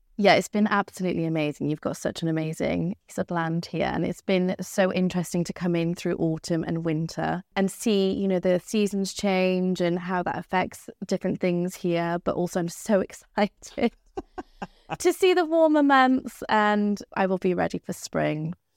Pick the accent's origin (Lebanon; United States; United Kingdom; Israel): United Kingdom; Abercrombie, Scotland; also born or lived in Spain; I'm a local gal. I'm from Abercrombie.